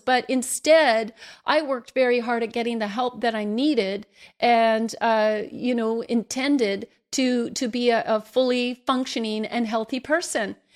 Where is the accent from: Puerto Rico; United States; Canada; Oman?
Canada; me as a Canadian